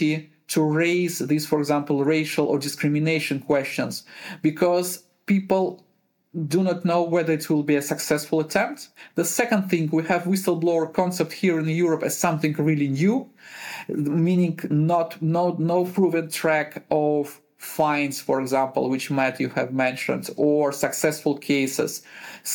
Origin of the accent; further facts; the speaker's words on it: Uzbekistan; also born or lived in Ukraine / Kazakhstan / Russia / Germany; now in Netherlands; Originally, I'm from Uzbekistan.